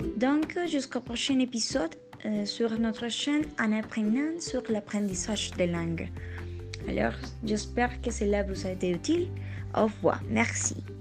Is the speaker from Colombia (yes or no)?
yes; Colombia; first language Spanish; French is a second language; en tant que colombienne